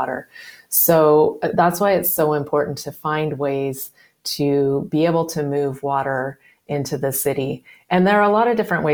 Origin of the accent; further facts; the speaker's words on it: California, United States; I grew up in California